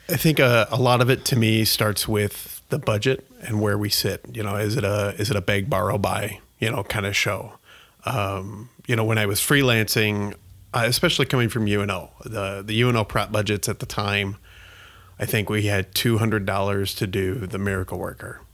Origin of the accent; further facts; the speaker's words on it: Columbus, Nebraska, United States; moved away as an adult; now in Omaha, United States; I am from Columbus, Nebraska, so about an hour forty-five west of here.